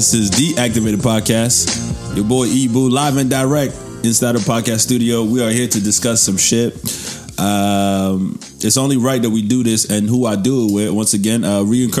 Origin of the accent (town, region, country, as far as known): United States; born or raised there; now in Toronto, Canada